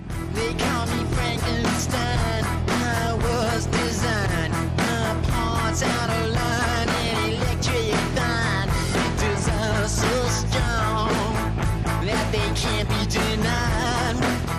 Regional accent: the South, United States; You're like, hey, we're from the South. Really good, good people, but if you cross us, you're gonna probably get stabbed. And that's kind of the South.

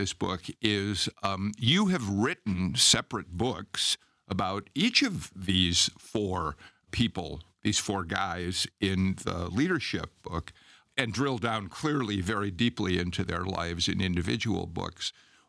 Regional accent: Chicago, Illinois, United States; now in Georgia, United States; I mean, I'm a Chicagoan, but I've been in Georgia for 35 years.

